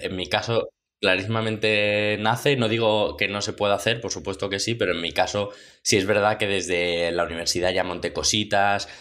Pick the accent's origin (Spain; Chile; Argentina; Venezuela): Spain; Madrid, Community of Madrid; soy de Madrid